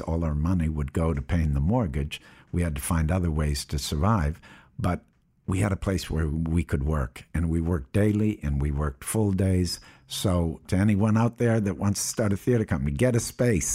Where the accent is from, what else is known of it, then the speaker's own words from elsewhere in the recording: Appleton, Wisconsin, United States; I was born in Appleton, Wisconsin in 1955.